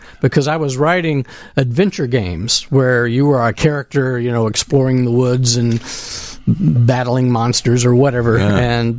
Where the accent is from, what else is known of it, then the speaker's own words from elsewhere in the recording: Texas, United States; And, growing up in West Texas and seeing something like Goldfinger really